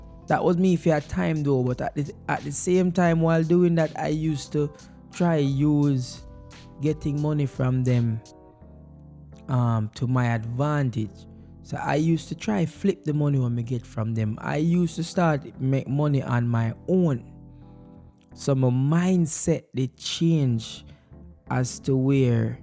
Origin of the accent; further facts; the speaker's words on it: Jamaica; moved away; growing up in Jamaica as a child